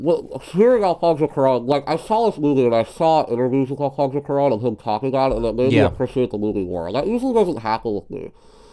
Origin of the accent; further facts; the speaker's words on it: Pittsburgh, Pennsylvania, United States; I'm from Pittsburgh.